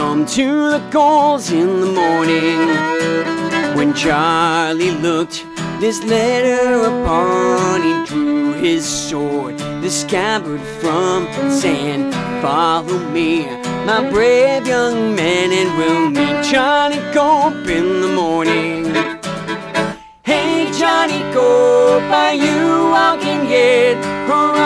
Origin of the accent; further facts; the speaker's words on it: Toronto, Ontario, Canada; moved away as an adult; also born or lived in Philadelphia; now in Phoenixville, United States; I'm from Toronto